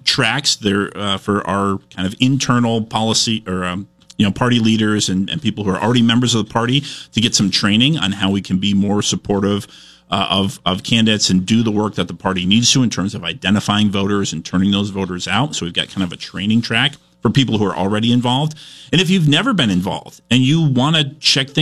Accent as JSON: {"language": "English", "town": "Shoreham", "region": "Vermont", "country": "United States", "tie": "born or raised there", "also_born_or_lived": "Brandon, Vermont / Middlebury, Vermont", "said": "I grew up first in Shoreham and then moved to Brandon when I was in sixth grade."}